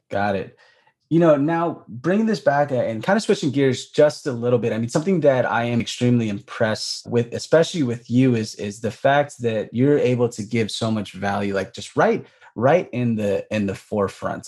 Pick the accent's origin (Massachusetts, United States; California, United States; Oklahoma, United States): California, United States; Bay Area; I'm from the Bay Area